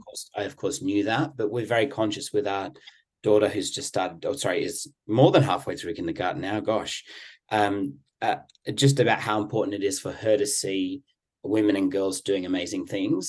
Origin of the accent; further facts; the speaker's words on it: England, United Kingdom; I'm from England too.